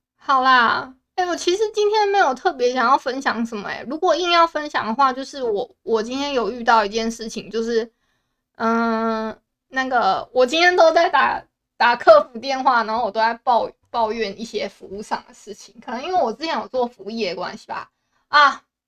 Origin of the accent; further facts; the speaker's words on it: Taiwan; 我不是福建人，我是台湾人